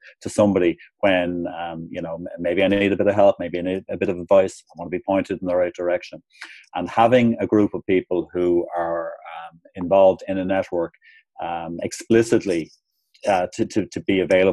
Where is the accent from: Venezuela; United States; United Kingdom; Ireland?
Ireland; moved away as an adult; also born or lived in Hong Kong; when I arrived back in Ireland, while I still had obviously a kind of a family network